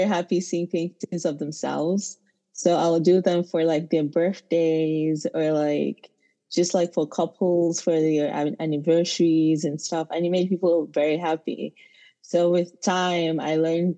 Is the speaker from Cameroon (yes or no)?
yes; Anglophone region, Cameroon; moved away as an adult; now in United States; I grew up in Cameroon. I'm an Anglophone Cameroonian